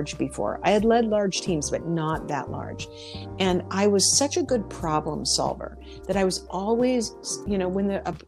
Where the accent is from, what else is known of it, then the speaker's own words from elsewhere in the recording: Spokane, Washington, United States; now in Philadelphia, United States; I'm from Spokane, Washington, but I live in Philadelphia at the moment